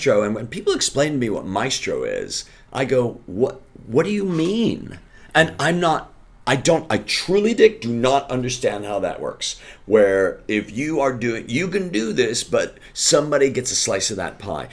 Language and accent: English; Chicago, Illinois, United States; I went back to Chicago because I'm from Chicago